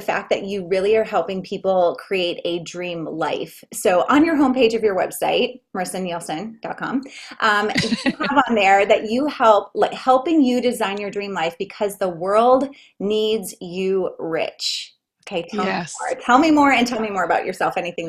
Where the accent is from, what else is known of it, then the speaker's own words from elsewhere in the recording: Dickinson, North Dakota, United States; also born or lived in Grand Forks, North Dakota; I grew up in Dickinson, North Dakota, and then, you know, went to school in Grand Forks.